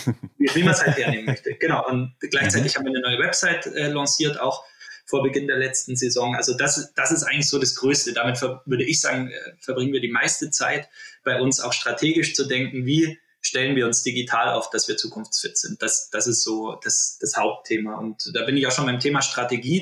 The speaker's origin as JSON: {"language": "German", "country": "Germany", "tie": "born or raised there", "also_born_or_lived": "Oberwiesenthal, Saxony / Berchtesgaden, Bavaria / Munich", "said": "Ich äh, bin in Oberwiesenthal und im Berchtesgaden aufgewachsen"}